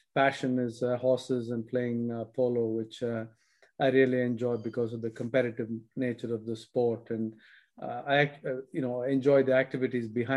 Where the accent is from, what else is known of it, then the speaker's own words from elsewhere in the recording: India; moved away as an adult; also born or lived in United States; I grew up in India and didn't leave India till I was in my 20s, early 20s to study in the US.